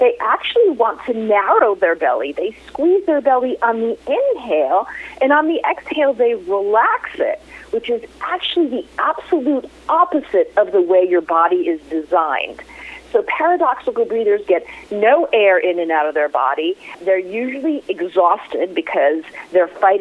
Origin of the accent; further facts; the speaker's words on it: New York City, New York, United States; my hometown, November 12th in New York City